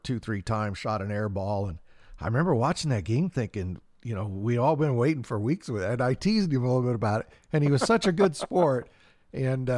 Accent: Klamath Falls, Oregon, United States; growing up in Danny Miles Court.

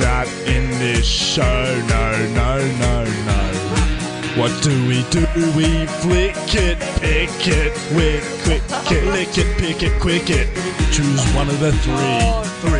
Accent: Melbourne, Victoria, Australia; We're from Hawthorn and Camberwell

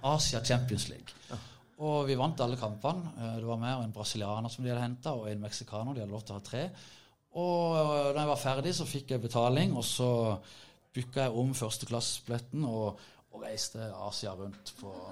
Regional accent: Kristiansand, Agder, Norway; Jeg har vokst opp i Kuholmen, 100 meter fra Start, og jeg har vokst opp med Starthallen.

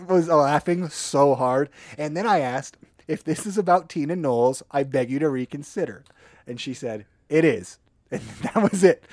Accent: northern Minnesota, United States; moved away; also born or lived in Idaho; I'm originally from northern Minnesota

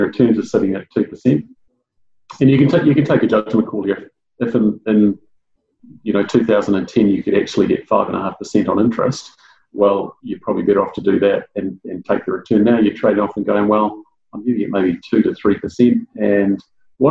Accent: Auckland, New Zealand; my time that I've spent growing up in South Auckland

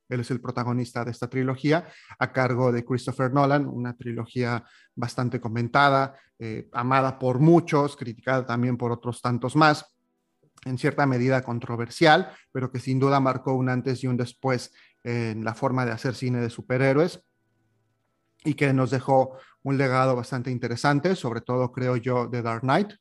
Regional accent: Mexico; moved away as an adult; now in Montreal, Canada; lejos de tierras mexicanas de donde soy originario

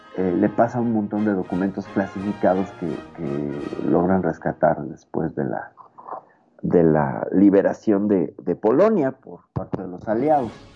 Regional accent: Mexico; aquí en mi país

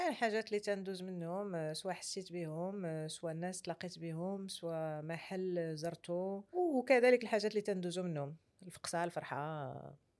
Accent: Marrakesh, Marrakesh-Safi, Morocco; في مراكش اللي مدينتي

